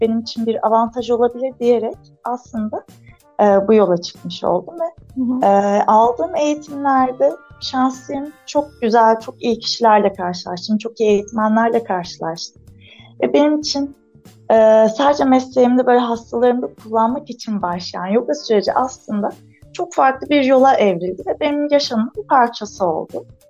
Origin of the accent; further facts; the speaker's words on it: Antalya, Turkey; Antalyalıyım. Şu anda Antalya Gazipaşa'da e, memleketinde eşimle beraber bir fizik tedavi yoga merkezi işletiyoruz